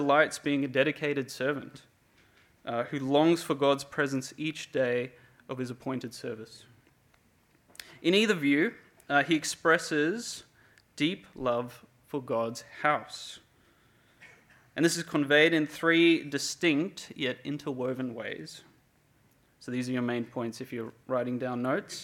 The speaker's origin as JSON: {"language": "English", "town": "Cape Town", "region": "Western Cape", "country": "South Africa", "tie": "born or raised there", "moved": "yes", "lives_now": "Perth, Australia", "said": "I'm originally from Cape Town, South Africa, and I've been here for 15 years of my life"}